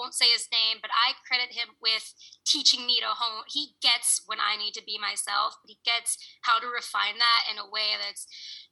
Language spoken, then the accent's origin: English; Boston, Massachusetts, United States; moved away as an adult; I grew up in Boston.